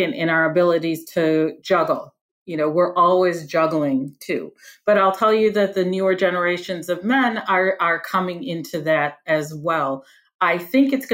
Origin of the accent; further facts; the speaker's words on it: Detroit, Michigan, United States; I'm from the Detroit area